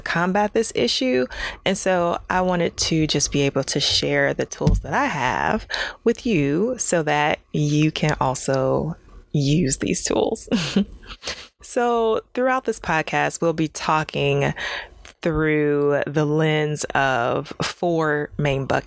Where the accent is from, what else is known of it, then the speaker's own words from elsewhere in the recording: Ohio, United States; moved away as an adult; now in California, United States; I'm from Ohio